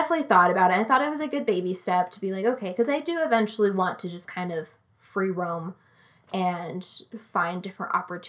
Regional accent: United States; Because as Americans, we're a little loud.

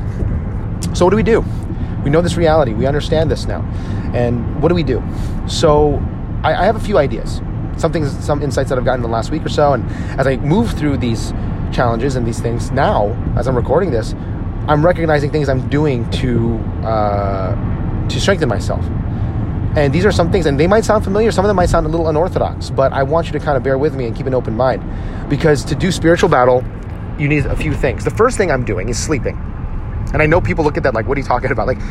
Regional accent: New Jersey, United States; where I grew up in New Jersey. I grew up in a largely Jewish town

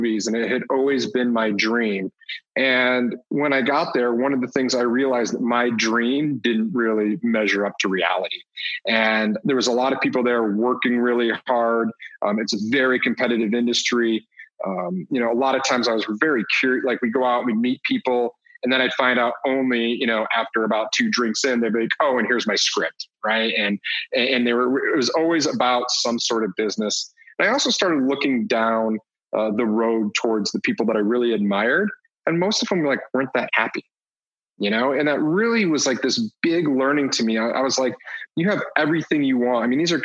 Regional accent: Detroit, Michigan, United States; now in Colorado, United States; I grew up in Detroit

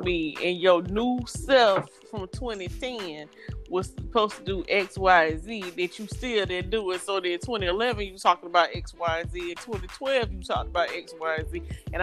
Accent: the South, United States; I'm from the South. I grew up on everything wrong to eat

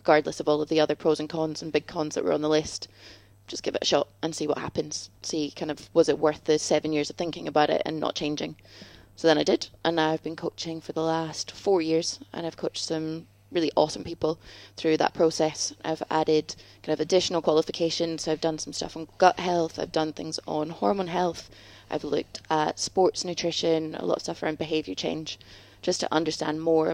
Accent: Scotland, United Kingdom; now in London, United Kingdom; I'm originally from Scotland. Now we're both in London

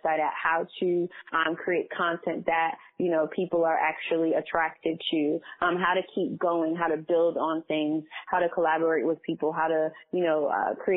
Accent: New York City, New York, United States; also born or lived in Washington, D.C.; So I was born in Far Rockaway in Queens, New York

